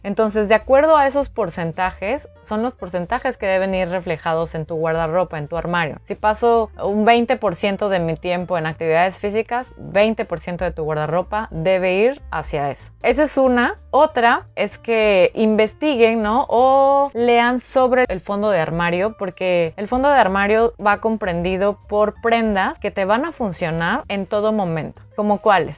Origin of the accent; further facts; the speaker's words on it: Veracruz, Mexico; moved away as an adult; now in Paris, France; en nuestro caso México